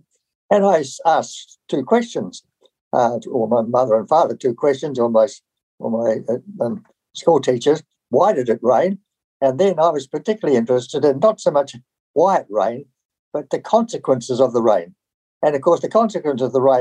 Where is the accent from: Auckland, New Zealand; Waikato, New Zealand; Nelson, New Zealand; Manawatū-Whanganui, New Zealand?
Nelson, New Zealand; also born or lived in Takaka, Golden Bay, New Zealand; I was born in Nelson in 1932